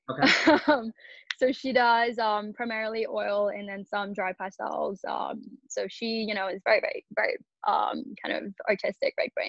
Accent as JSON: {"language": "English", "town": "Kolkata", "region": "West Bengal", "country": "India", "tie": "born or raised there", "moved": "as an adult", "lives_now": "United States", "said": "So grew up in Calcutta, India. Spent the first 18 years there. Went to high school there and whatnot."}